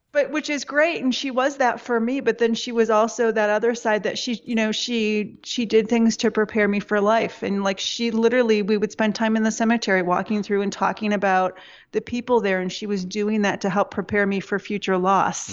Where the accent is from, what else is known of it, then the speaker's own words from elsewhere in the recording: Michigan, United States; I was born in Michigan